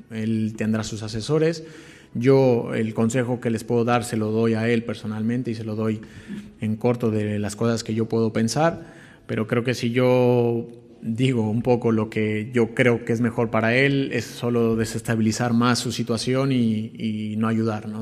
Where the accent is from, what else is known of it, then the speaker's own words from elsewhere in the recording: Mexico; como mexicano